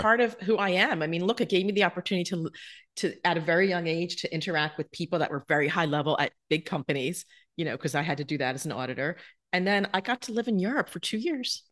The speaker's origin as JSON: {"language": "English", "region": "New Jersey", "country": "United States", "tie": "born or raised there", "also_born_or_lived": "Manhattan", "moved": "yes", "said": "when I was growing up in South Jersey"}